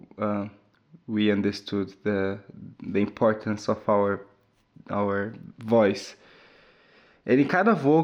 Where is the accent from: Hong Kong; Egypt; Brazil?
Brazil; I'm from Brazil